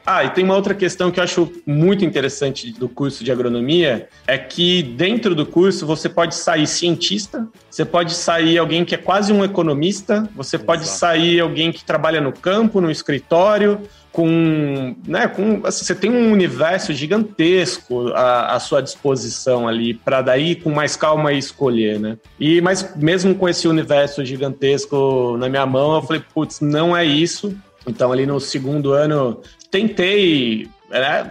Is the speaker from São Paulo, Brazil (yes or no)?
yes; Piracicaba, São Paulo, Brazil; now in São Paulo, Brazil; Nascido e criado em Piracicaba, garoto ali, enfim, vida padrão de classe média